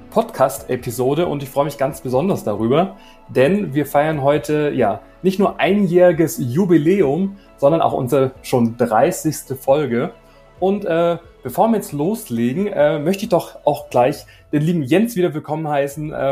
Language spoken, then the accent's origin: German; Baden-Württemberg, Germany; heute äh, sind wir im schönen Schwarmländle unterwegs. Äh, ja, in meiner Heimat.